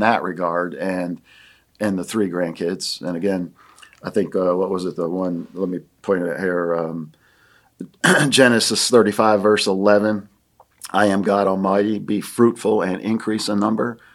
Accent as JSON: {"language": "English", "town": "Williamsport", "region": "Pennsylvania", "country": "United States", "tie": "born or raised there", "also_born_or_lived": "Akron, Ohio", "moved": "as an adult", "lives_now": "Greenville, United States", "said": "grew up in Williamsport, Pennsylvania. That's my hometown"}